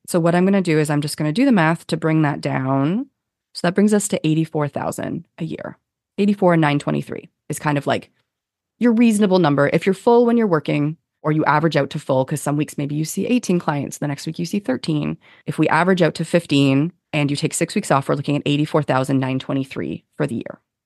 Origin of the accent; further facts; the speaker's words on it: Canada; we're Canadian